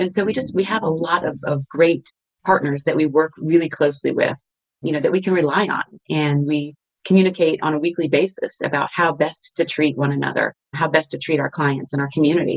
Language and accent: English; Virginia, United States; moved away; also born or lived in Texas / California; Originally Virginia, and then moved to Texas, believe it or not, and lived there for several years, and then moved back to Virginia